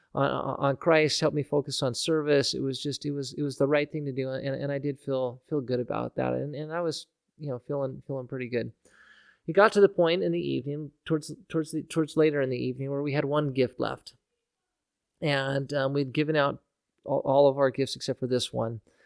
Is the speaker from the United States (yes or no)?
yes; Nampa, Idaho, United States; here in Nampa, growing up in Nampa